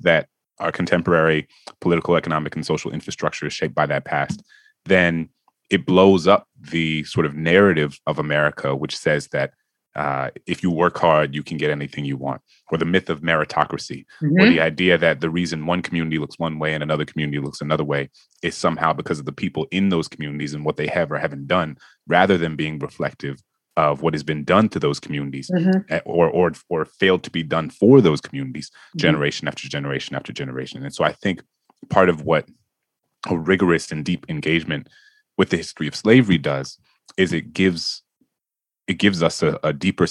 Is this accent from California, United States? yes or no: no; New Orleans, Louisiana, United States; New Orleans, my hometown